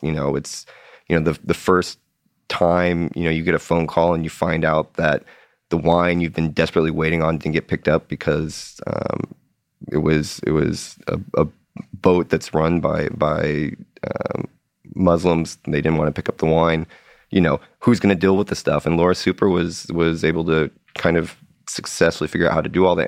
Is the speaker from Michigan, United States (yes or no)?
no; Seattle, Washington, United States; I grew up in Seattle